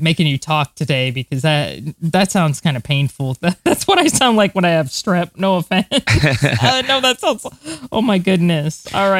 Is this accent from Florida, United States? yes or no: yes; Florida, United States; I'm from Florida, so it wasn't really that surprising to me because I'm used to being in the heat and the humidity and all that.